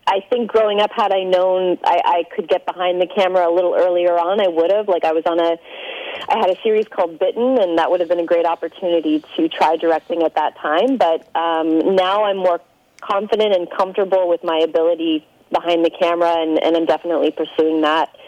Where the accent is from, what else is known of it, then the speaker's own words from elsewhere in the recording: Toronto, Ontario, Canada; Uh, Toronto, Canada.